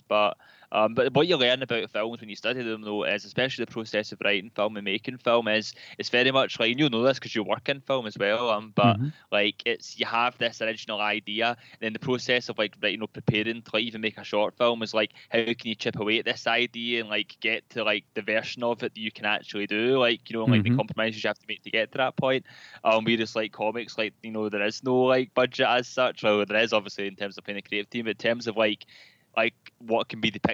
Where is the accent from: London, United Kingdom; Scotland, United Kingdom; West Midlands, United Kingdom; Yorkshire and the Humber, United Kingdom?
Scotland, United Kingdom; Glasgow; Glasgow, which is closer to home for me, since I'm a Glaswegian.